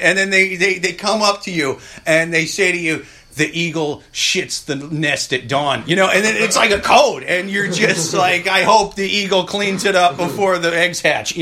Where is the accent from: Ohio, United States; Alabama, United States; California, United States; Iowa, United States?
Iowa, United States; now in New York, United States; I'm from Iowa. Originally